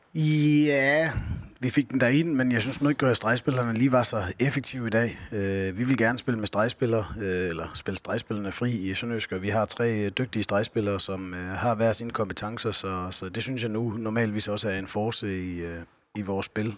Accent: Skjern, Central Denmark Region, Denmark; moved away as an adult; also born or lived in Fredericia / Tønder; født og opvokset i Skjern, hvor hele min familie bor

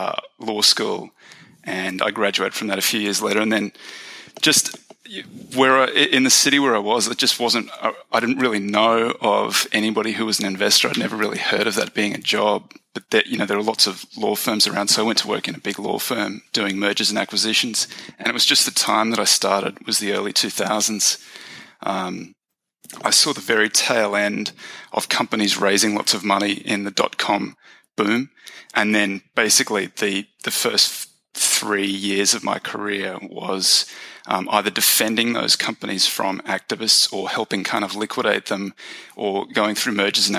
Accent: Australia; I grew up in Australia. That's the accent. I grew up in a little country town in the outback Australia. Went to the big city to study my undergrad

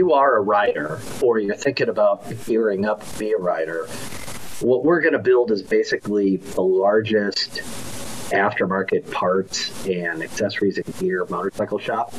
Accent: Midwest, United States; I grew up in the Midwest.

